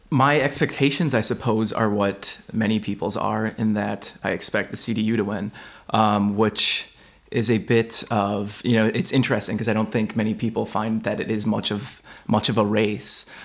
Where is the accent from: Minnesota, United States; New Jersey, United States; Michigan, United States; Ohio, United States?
Minnesota, United States; now in Berlin, Germany; I'm from the state of Minnesota in the US. Uh, I'm 27. I've been living in Berlin for also over a year now.